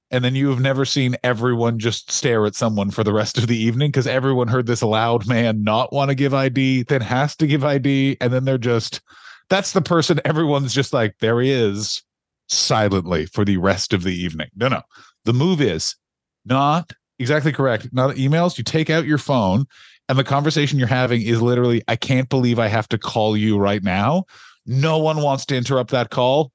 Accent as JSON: {"language": "English", "country": "United States", "said": "me being an American"}